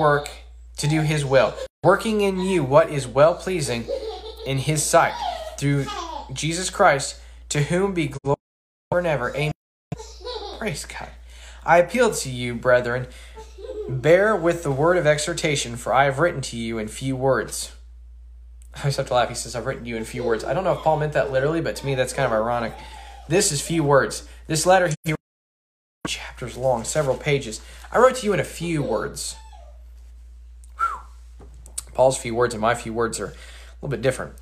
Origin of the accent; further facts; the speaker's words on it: Colorado, United States; moved away; I'm from Colorado, so this is kind of normal.